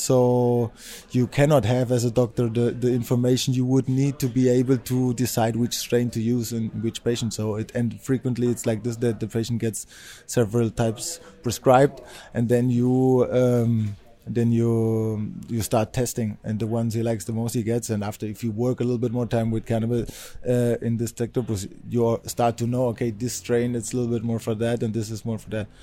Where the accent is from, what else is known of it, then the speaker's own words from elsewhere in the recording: Germany; moved away as an adult; also born or lived in Spain; I'm from Germany. I went to study to, to Spain, and I'm now back in Berlin.